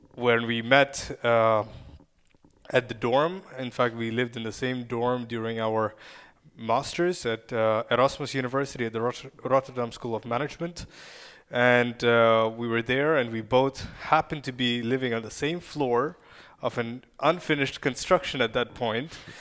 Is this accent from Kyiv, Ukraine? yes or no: yes; Kyiv, Ukraine; first language Russian and Ukrainian; English is a second language; moved away; I was born and raised in Ukraine